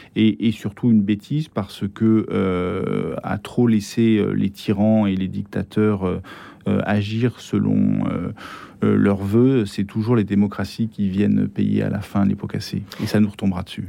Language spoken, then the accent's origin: French; France; je suis français. j'ai été élevé dans une culture tout à fait française